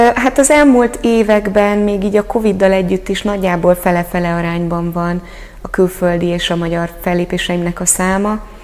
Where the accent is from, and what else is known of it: Hungary